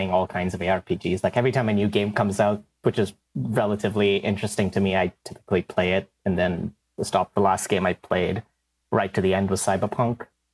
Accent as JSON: {"language": "English", "country": "India", "tie": "born or raised there", "moved": "yes", "said": "When I was growing up in India"}